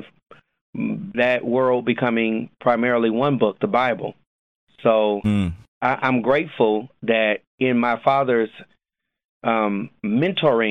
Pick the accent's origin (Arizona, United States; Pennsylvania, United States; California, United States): California, United States; Los Angeles; moved away as an adult; now in Jacksonville, United States; I am born and raised in Los Angeles, California